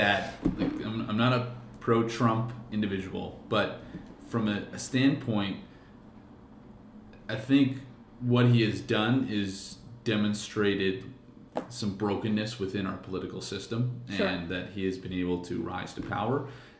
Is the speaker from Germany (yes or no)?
no; Canada; I am also Canadian.